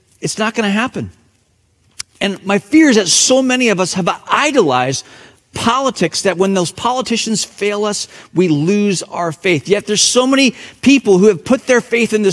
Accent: Hong Kong; moved away; my hometown, Hong Kong

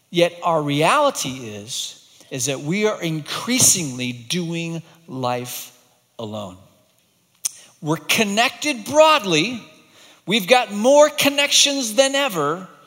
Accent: Hong Kong; many years ago, when I was growing up in Hong Kong, my brother and I would come back from boarding school

